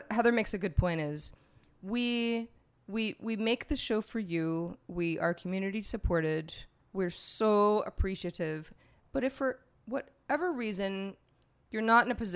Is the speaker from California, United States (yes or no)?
yes; Sebastopol, California, United States; born or raised there